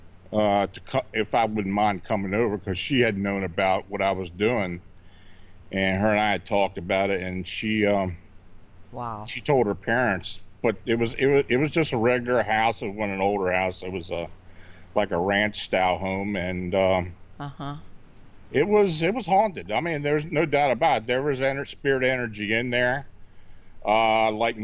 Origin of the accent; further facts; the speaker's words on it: Hanover, Pennsylvania, United States; moved away as an adult; also born or lived in Baltimore; I was born and raised in Hanover, Pennsylvania